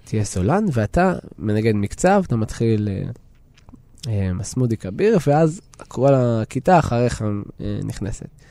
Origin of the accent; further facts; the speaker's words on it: Ma'alot-Tarshiha, Northern District, Israel; also born or lived in Tel Aviv / Jerusalem / Budapest; לעיר שבה גדלתי. אני, אני מרגיש שכשעזבתי את אה, מעלות